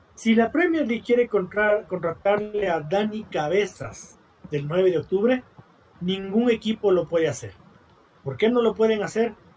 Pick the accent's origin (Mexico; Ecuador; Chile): Ecuador; siendo un ecuatoriano, creo yo, honesto, que vive aquí, que invierte aquí, que trabaja aquí, que ama su país